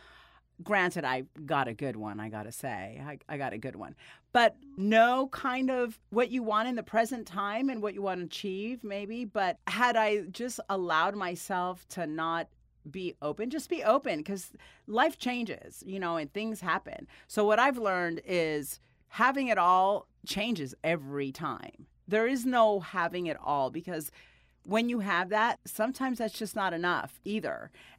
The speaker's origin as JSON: {"language": "English", "town": "Miami", "region": "Florida", "country": "United States", "tie": "born or raised there", "also_born_or_lived": "New Jersey / Dominican Republic / Guatemala / Puerto Rico", "said": "I grew up in Miami, a lot of Jersey, Miami, Dominican Republic, Guatemala, Puerto Rico. I lived in all these, graduated high school in Las Vegas."}